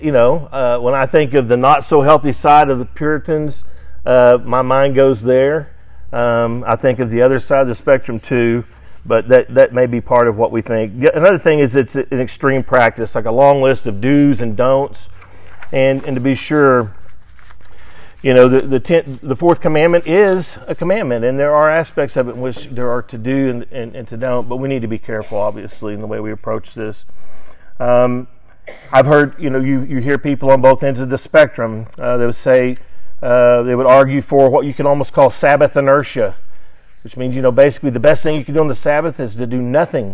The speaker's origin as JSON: {"language": "English", "town": "Sallisaw", "region": "Oklahoma", "country": "United States", "tie": "born or raised there", "said": "I grew up in Salisaw, Oklahoma, which is just west of Fort Smith, Arkansas"}